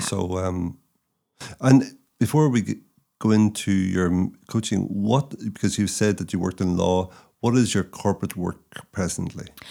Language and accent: English; Northern Ireland, United Kingdom; moved away as an adult; also born or lived in China; now in Ireland; I left Northern Ireland in ninety-six. I'd never lived in the South before